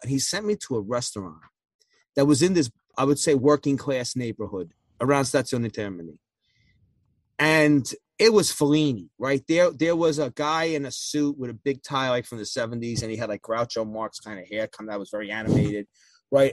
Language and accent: English; United States; as an American